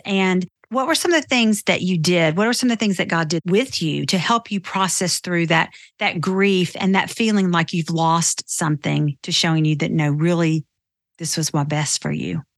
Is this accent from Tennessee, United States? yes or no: yes; Nashville, Tennessee, United States; I grew up in Nashville too